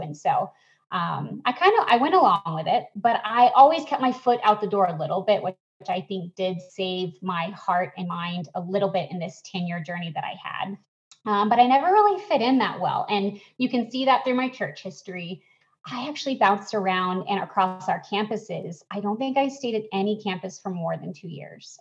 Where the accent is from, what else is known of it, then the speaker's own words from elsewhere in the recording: Atlanta, Georgia, United States; moved away; my hometown of Atlanta